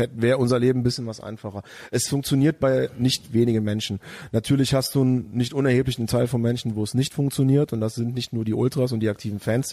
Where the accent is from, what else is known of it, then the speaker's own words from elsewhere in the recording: near Bonn, North Rhine-Westphalia, Germany; now in Cologne, Germany; aus dem, aus dem kleinen Örtchen, wo ich herkomme